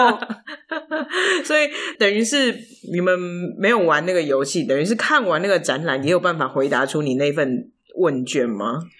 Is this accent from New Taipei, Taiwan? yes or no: yes; near Pingxi, New Taipei, Taiwan; moved away; 我老家在平西附近